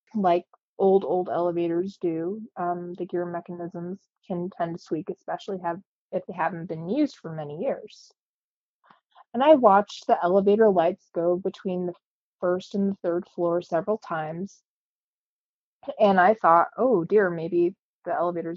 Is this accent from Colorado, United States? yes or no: yes; Cañon City, Colorado, United States; now in Pueblo, United States; I grew up in Canyon City, Colorado, lived there until I went to college, moved back after college, and then moved to Pueblo full-time